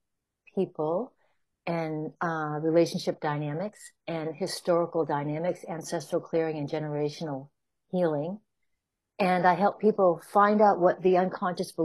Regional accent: New Hampshire, United States; moved away as an adult; also born or lived in Chicago; now in California, United States; I grew up in New Hampshire on the east coast of the U.S. in a small, very small town.

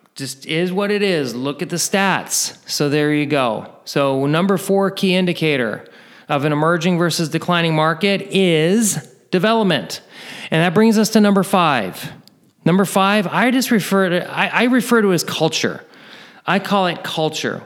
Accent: near Oakland, Northern California, United States; I'm originally from Northern California, not too far from Oakland

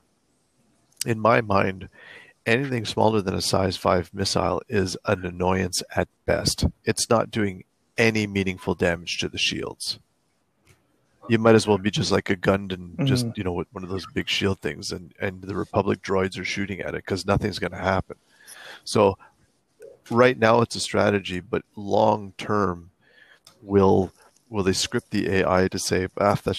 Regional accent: Canada; I'm speaking with my hands because I'm French Canadian

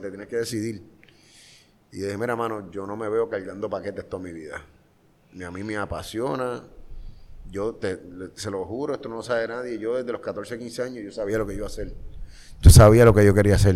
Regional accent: Carolina, Puerto Rico; Yo soy orgulloso de Country Club, la cuarta extensión de Carolina, Puerto Rico

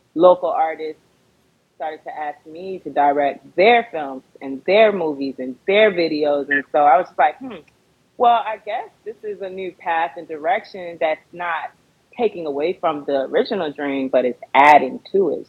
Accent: Fort Lauderdale, Florida, United States; also born or lived in Baltimore, Maryland; now in Los Angeles, United States; born and raised in Fort Lauderdale, Florida

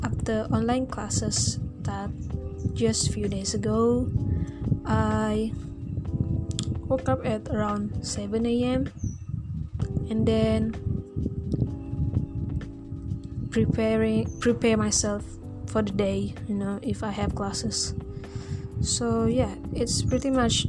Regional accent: Sabah, Malaysia; moved away as an adult; also born or lived in Tanjung Malim; I just got back here in my hometown in Sabah

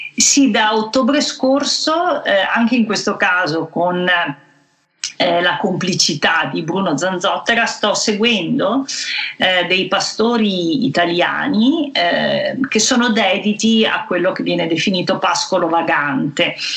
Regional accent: Venice, Veneto, Italy; accent: Venetian; il cui dialetto, la cui cadenza mi è particolarmente familiare perché assomigliano molto alla mia che sono nata eh, a Venezia

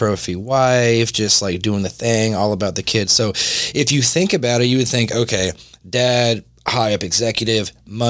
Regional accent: North Georgia, United States; moved away as an adult; now in Jacksonville, United States; I was from North Georgia.

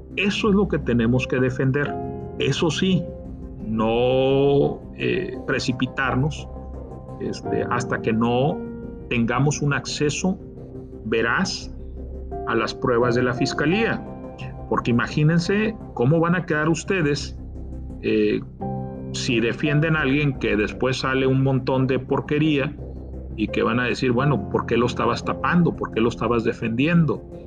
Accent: Tamaulipas, Mexico; como tamaulipeco

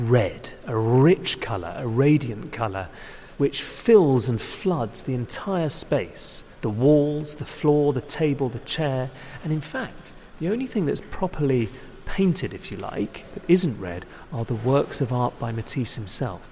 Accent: United Kingdom; as a British art critic

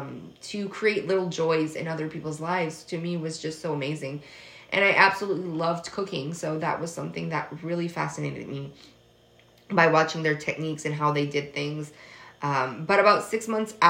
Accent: Massachusetts, United States; moved away; also born or lived in Atlantic Canada; I grew up in Massachusetts, so I went to an all-English school, and my main language was English growing up.

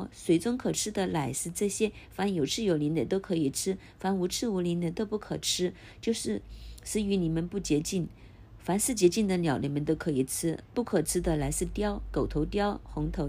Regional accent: China; 这些经文外国人看可能很难明白，但是我们中国人很容易明白。

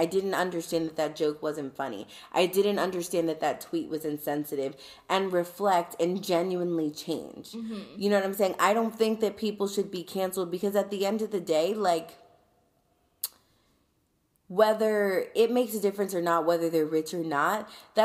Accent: United States; being an American

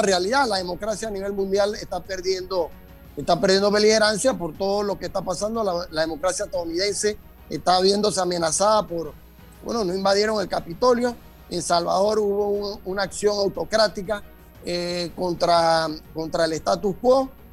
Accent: Panama; nosotros como panameños, como sociedad

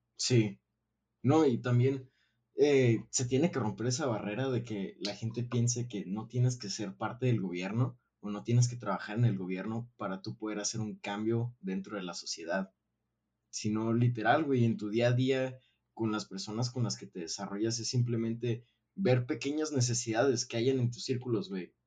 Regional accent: Mexico; Realmente me enorgullece haber nacido en un país que tiene tanta riqueza. Eh, pero también no es como que estoy 100% eh, orgulloso de ser mexicano

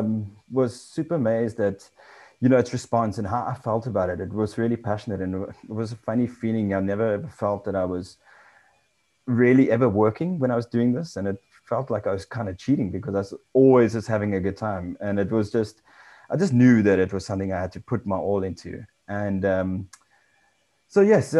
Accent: South Africa; also born or lived in England; came back to South Africa

